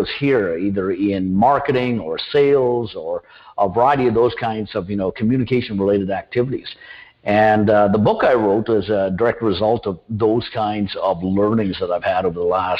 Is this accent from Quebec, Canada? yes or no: no; Ponoka, Alberta, Canada; born or raised there; also born or lived in India / London, England